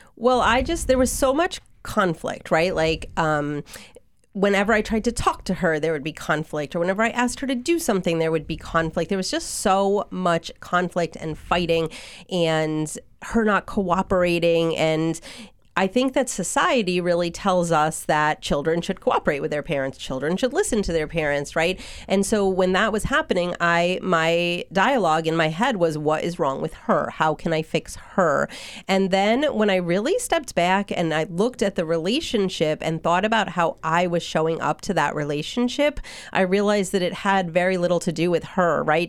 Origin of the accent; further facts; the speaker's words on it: Hatfield, Massachusetts, United States; also born or lived in Oregon; now in Belchertown, United States; we settled in Hatfield, which is where I spent my childhood, and I graduated from Smith Academy.